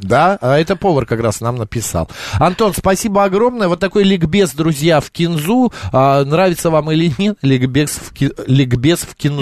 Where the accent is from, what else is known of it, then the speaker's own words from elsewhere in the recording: Batumi, Adjara, Georgia; also born or lived in Tbilisi, Georgia; в году эдак 86-87 э, э, мы с родителями жили в городе Батуми. Мы как раз переехали из Тбилиси в Батуми